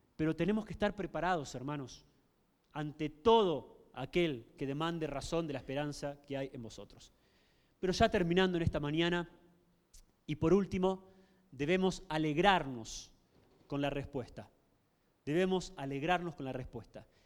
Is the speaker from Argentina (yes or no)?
yes; Argentina; La gran mayoría de la sociedad se declaraba eh, católica en mi país